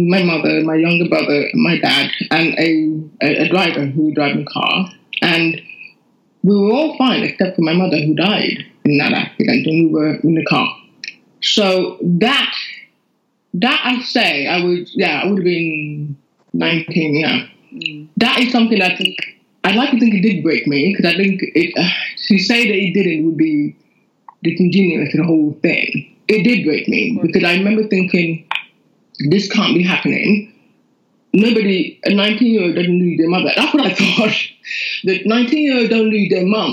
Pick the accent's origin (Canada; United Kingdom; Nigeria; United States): Nigeria; Lagos; moved away as an adult; I grew up in Nigeria, Lagos, Nigeria, up until when I was 19 when I came here.